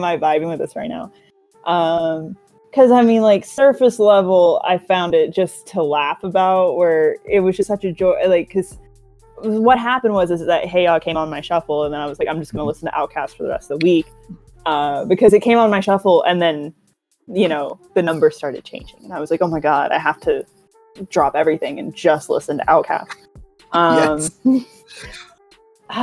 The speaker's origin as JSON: {"language": "English", "town": "Atlanta", "region": "Georgia", "country": "United States", "accent": "inner city Atlanta public school; Southern", "moved": "yes", "said": "my inner city Atlanta public school accent"}